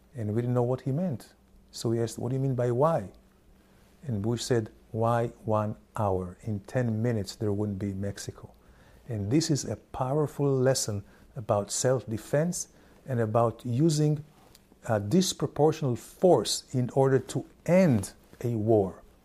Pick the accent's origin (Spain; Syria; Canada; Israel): Israel